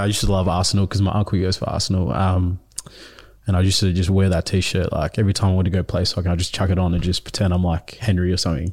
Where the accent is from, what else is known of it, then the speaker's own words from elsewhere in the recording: Melbourne, Victoria, Australia; first language Nuer; also born or lived in Ethiopia / South Sudan; We got accepted in two thousand seven, um, to come here in Melbourne